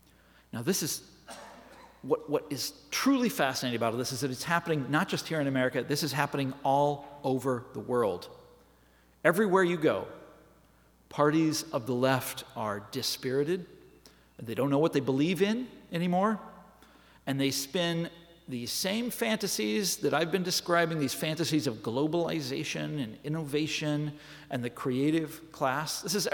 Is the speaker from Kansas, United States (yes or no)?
yes; Kansas, United States; I'm from Kansas, folks, and I can't help but think that populism by itself is a very healthy thing